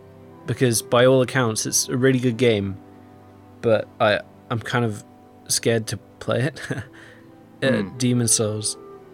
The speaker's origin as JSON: {"language": "English", "region": "England", "country": "United Kingdom", "said": "I'm English."}